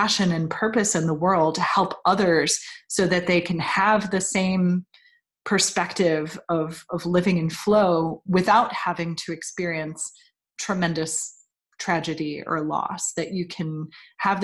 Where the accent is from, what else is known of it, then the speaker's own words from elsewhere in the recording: New York, United States; moved away; I grew up in New York, so my family was all on the East Coast.